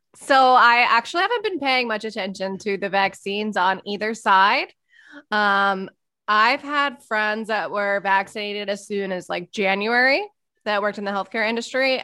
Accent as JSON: {"language": "English", "town": "Philadelphia", "region": "Pennsylvania", "country": "United States", "moved": "yes", "said": "I'm from Philly suburbs."}